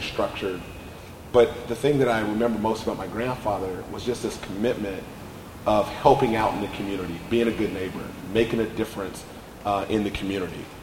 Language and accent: English; United States; I grew up in the Oak Park community, not too far from here